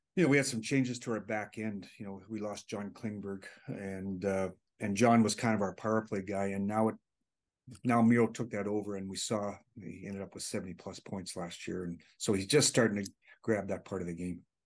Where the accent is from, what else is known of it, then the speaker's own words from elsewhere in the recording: Hanna, Alberta, Canada; moved away; close to my hometown in Hannah